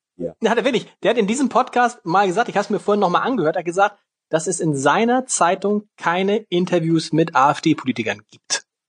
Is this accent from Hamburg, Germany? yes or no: yes; Hamburg, Germany; Als Hamburger in Schleswig-Holstein.